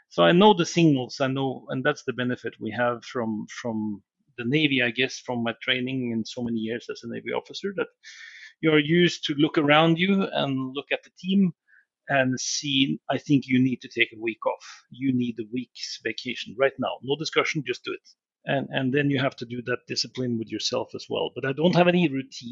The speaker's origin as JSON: {"language": "English", "country": "Norway", "tie": "born or raised there", "moved": "yes", "said": "Norway, and growing up in Norway has been, you know, we are outdoor people. So I've lived around the world in many, many countries, far, far away"}